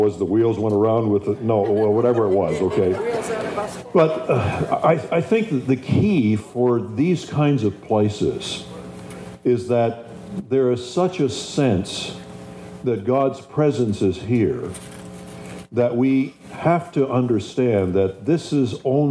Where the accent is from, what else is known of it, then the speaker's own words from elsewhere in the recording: Canada; moved away; also born or lived in Spring Arbor / Virginia Beach; make me feel at home as a Canadian